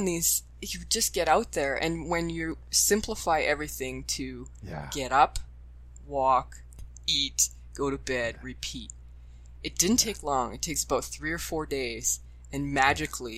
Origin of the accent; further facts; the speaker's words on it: Sudbury, Ontario, Canada; moved away as an adult; also born or lived in Ottawa; I'm born and raised in Sudbury